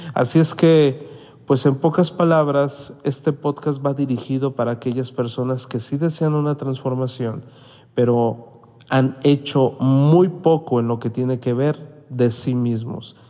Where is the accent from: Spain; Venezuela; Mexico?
Mexico; no me había tocado ver en mi país esa situación de salud